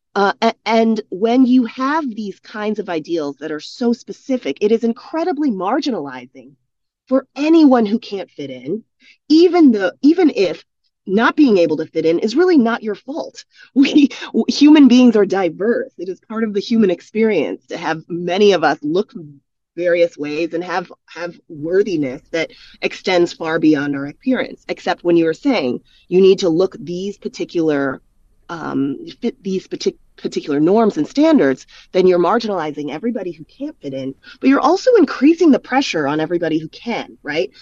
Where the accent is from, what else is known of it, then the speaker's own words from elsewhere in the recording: United States; moved away as an adult; also born or lived in South Korea; I come from the United States, grew up in the United States